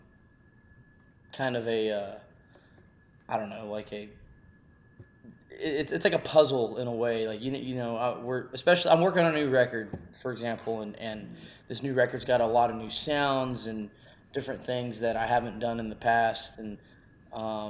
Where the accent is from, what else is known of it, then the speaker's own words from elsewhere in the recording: Texas, United States; growing up in Texas, it allowed me to be exposed to many different cultures and sounds of music